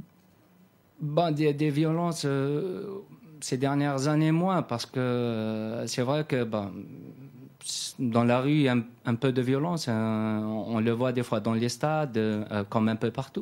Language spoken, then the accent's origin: French; Akbou, Béjaïa Province, Algeria; je viens de, la ville d'Akbou, donc dans la région de Kabylie, à Abidjaya.